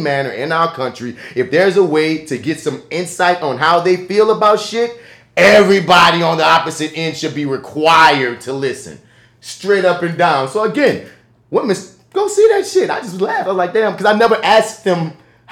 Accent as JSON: {"language": "English", "country": "United States", "said": "being an American"}